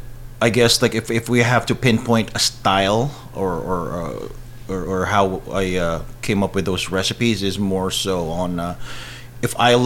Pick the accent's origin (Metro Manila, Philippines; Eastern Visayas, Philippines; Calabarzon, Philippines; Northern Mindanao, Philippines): Calabarzon, Philippines; Cainta; now in Washington, D.C., United States; I was born and raised in Cainta, Rizal, mm-hmm. So about like half an hour away from Manila.